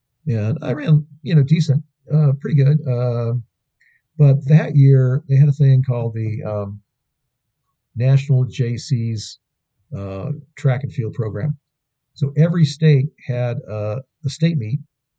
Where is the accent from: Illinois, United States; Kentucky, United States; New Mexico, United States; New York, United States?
New Mexico, United States; Los Alamos; now in Boulder, United States; growing up in Los Alamos.